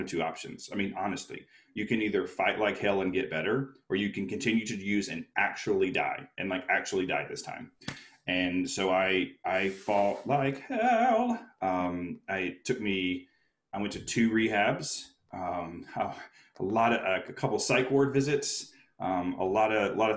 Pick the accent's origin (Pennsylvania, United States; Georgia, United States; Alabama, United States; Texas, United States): Alabama, United States; moved away; also born or lived in New York City; I was a little kid from Alabama who got his dream. I moved to New York City to be a performer